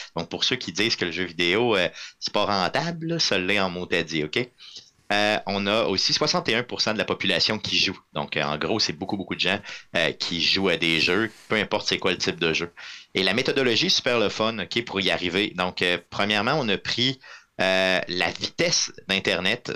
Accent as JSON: {"language": "French", "town": "Quebec City", "region": "Quebec", "country": "Canada", "said": "je viens de la ville de Québec"}